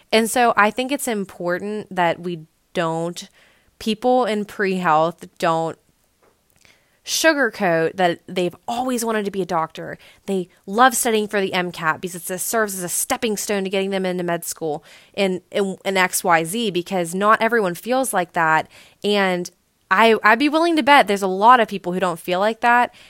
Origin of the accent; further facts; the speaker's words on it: West Virginia, United States; also born or lived in Blacksburg, Virginia; have been living in my hometown, which is in, like, B F E, West Virginia